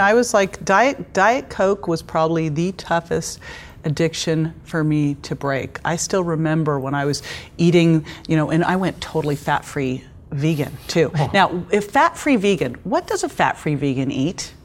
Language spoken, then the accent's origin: English; Berkeley, California, United States; I grew up in Berkeley